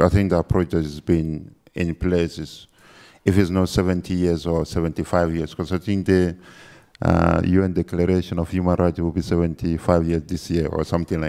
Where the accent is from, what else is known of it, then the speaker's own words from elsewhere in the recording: Chad; I'm from Chad